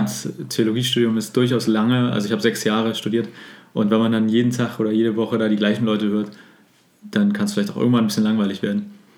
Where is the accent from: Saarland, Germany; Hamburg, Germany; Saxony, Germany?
Hamburg, Germany; also born or lived in Greifswald / Berlin; Und ich bin gebürtiger Hamburger und bin froh, auch jetzt in Hamburg gelandet äh, zu sein.